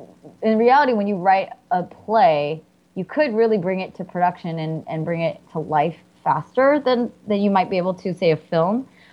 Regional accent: the Bay Area, California, United States; I'm from the Bay.

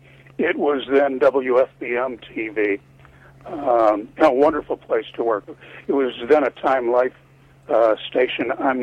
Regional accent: Chicago, Illinois, United States; But my dream was always, from the time I was a kid, to work in broadcasting in Chicago. I grew up on Chicago Kids Television and Chicago News.

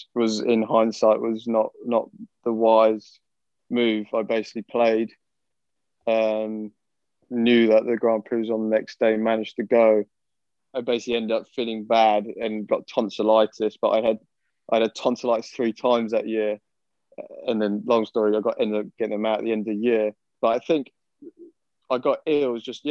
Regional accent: United Kingdom; being British.

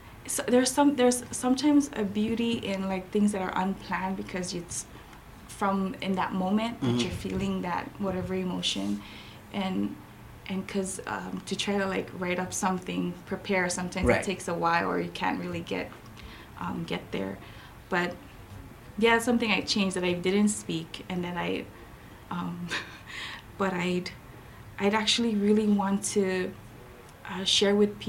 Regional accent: Saipan, Northern Mariana Islands; also born or lived in Chuuk, Federated States of Micronesia / Hawaii; now in Guam; I was born in Saipan.

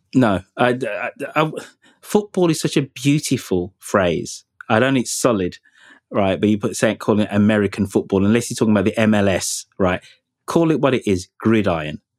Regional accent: Birmingham, West Midlands, United Kingdom; my hometown of Birmingham

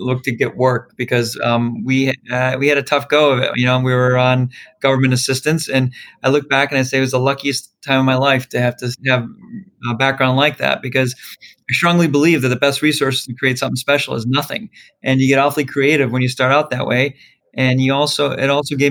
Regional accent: Chicago, Illinois, United States; I kind of grew up all around Chicago.

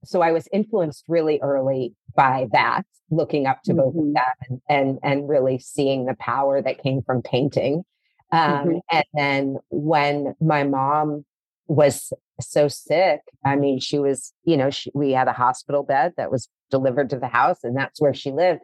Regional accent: St. Louis, Missouri, United States; moved away as an adult; also born or lived in Colorado / Arizona; now in Los Angeles, United States; So I'm from the Midwest. I grew up in St. Louis.

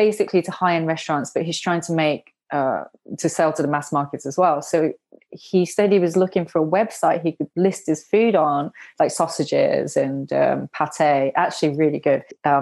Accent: Japan; also born or lived in United Kingdom; I was also growing up when I was younger, I grew up in Japan and also grew up in the UK

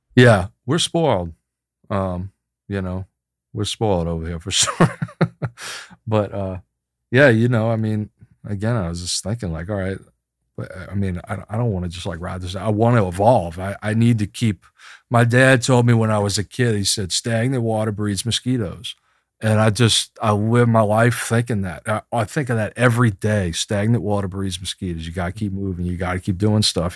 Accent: Chalmette, Louisiana, United States; also born or lived in San Francisco; less than two blocks away from where I grew up in Chalmette.

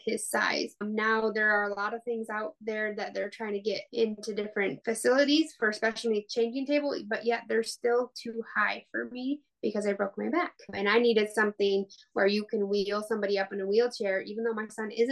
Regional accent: West Michigan, United States; also born or lived in Arkansas; I grew up in West Michigan almost my whole life

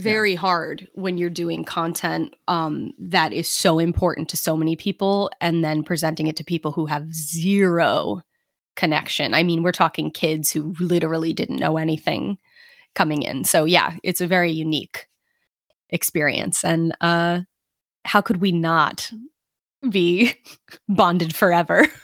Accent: New York City, New York, United States; I am from Brooklyn

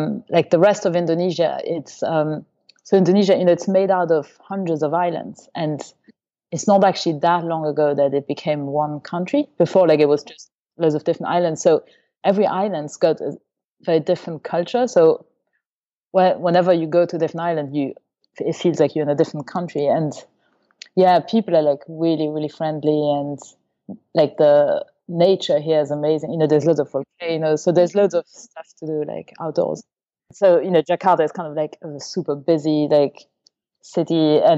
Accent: Luxembourg; also born or lived in Paris, France / Germany; So I was born in France, near Paris, and when I was about 2 or 3, we moved to Germany because of my dad's job. So I went to kindergarten in Germany, and after that we moved to Luxembourg

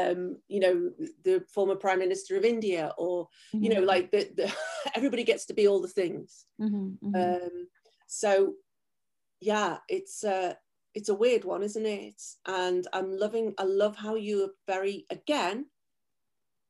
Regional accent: England, United Kingdom; moved away; I was raised in England

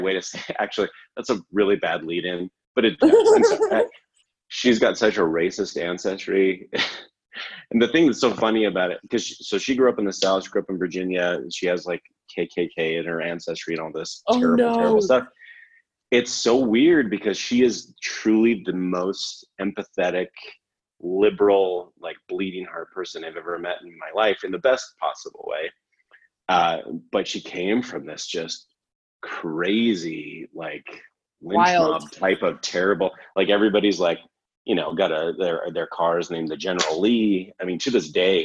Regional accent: Canada; I'm from Canada

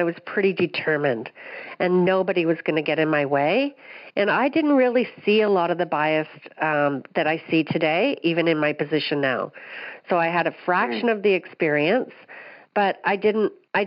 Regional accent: Aurora, Ontario, Canada; I currently live north of Toronto. I've been here all my life in a small town called Aurora

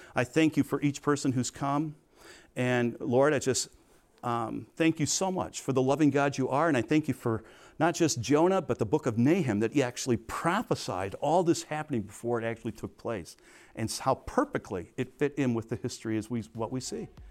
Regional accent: Crete, Illinois, United States; I'm not from Chicago, I was from Crete

